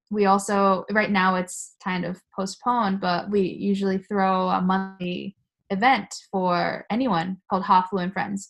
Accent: United States; first language Japanese; moved away as an adult; also born or lived in Tokyo, Japan; now in Japan; I lived with when I was growing up in the United States

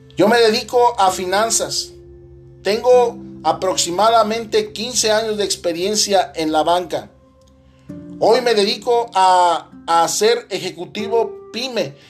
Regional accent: Mexico; soy mexicano

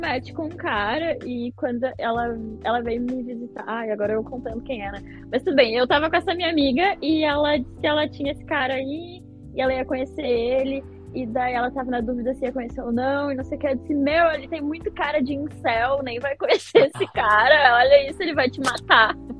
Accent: Brazil; moved away as an adult; now in England, United Kingdom; eu sou brasileira

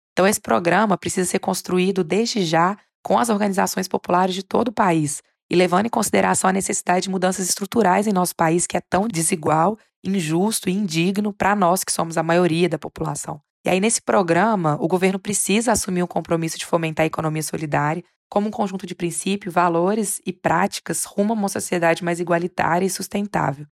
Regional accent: Minas Gerais, Brazil; sou de Minas Gerais

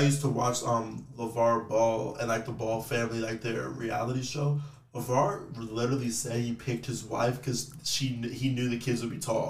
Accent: Texas, United States; I'm from Texas

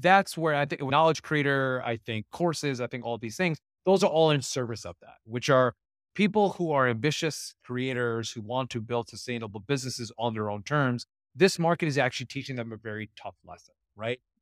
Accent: Ohio, United States; also born or lived in Silicon Valley; now in Irvine, United States; I grew up in Ohio

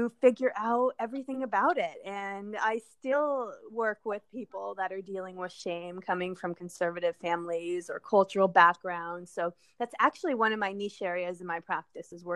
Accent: Southwest, United States; moved away as an adult; also born or lived in New Mexico; now in California, United States; I grew up in the Southwest with a big family

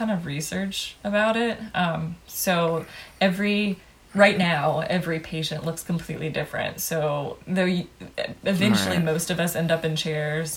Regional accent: the South, United States; but I'm from the South

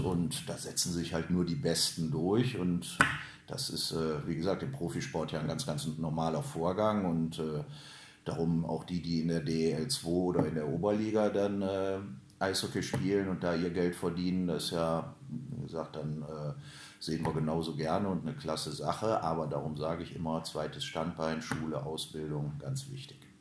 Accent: Krefeld, North Rhine-Westphalia, Germany; Ich bin gebürtiger Hülser

